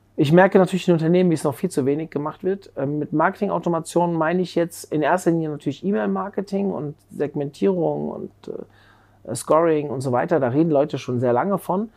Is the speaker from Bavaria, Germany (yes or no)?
no; Frankfurt suburbs, Hesse, Germany; ich bin im Frankfurter Speckgürtel aufgewachsen